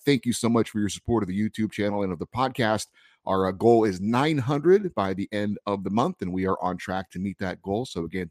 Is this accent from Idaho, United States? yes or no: no; Honolulu, Hawaii, United States; born there; I was born in Tripler General Army Hospital in Honolulu, Hawaii.